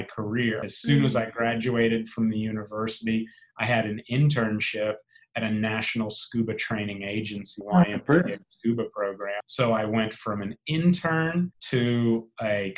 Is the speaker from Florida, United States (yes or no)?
yes; South Florida, United States; I grew up diving here in South Florida